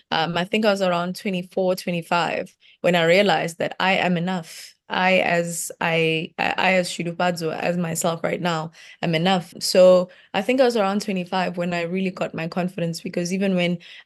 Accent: Limpopo, South Africa; Growing up in Limpopo was very interesting because it's a place where my village, we didn't really have much. You know, you've got gravel road

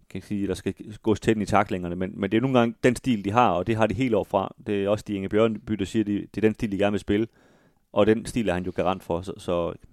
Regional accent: Galten, Central Denmark Region, Denmark; Jeg kommer også fra Galten.

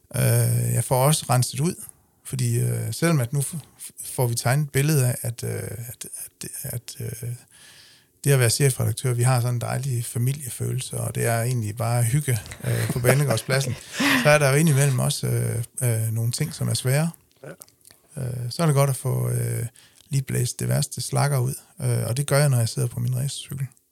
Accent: Denmark; accent: Jutlandic; moved away as an adult; now in Funen, Denmark; bund, bund, bundedialekt fra, fra Jylland

